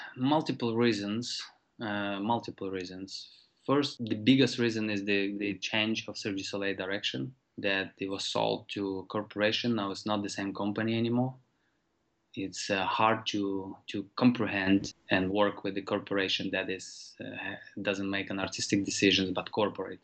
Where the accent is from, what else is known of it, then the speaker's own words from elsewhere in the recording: Ukraine; moved away; these organizations that I grew up with in Ukraine